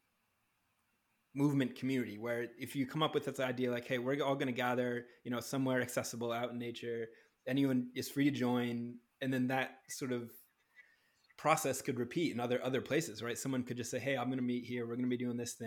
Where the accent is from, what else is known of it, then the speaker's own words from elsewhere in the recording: New Hampshire, United States; now in Los Angeles, United States; I grew up in New Hampshire where I was surrounded by trees.